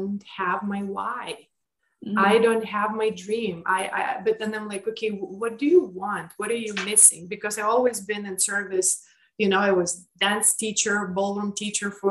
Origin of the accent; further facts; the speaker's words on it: Lithuania; moved away; I grew up in Lithuania